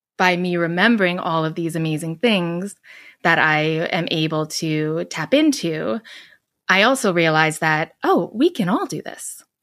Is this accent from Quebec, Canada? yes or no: no; Edmonton, Alberta, Canada; moved away as an adult; now in Vancouver, Canada; I grew up in Edmonton, Alberta, which is kind of like the Midwest of Canada.